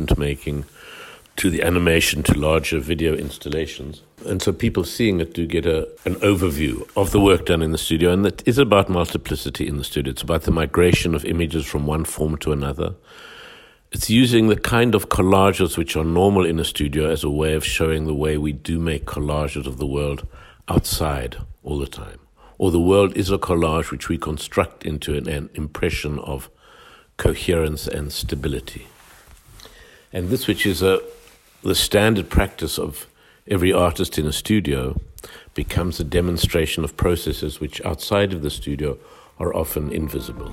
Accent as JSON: {"language": "English", "town": "Johannesburg", "region": "Gauteng", "country": "South Africa", "tie": "born or raised there", "said": "how apartheid worked, which was what I grew up in South Africa"}